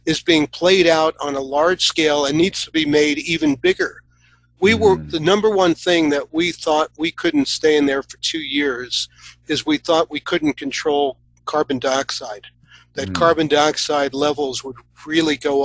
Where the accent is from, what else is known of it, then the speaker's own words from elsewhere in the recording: New York City, New York, United States; I grew up in New York. You know, I grew up in Queens with a lot of amazing parks.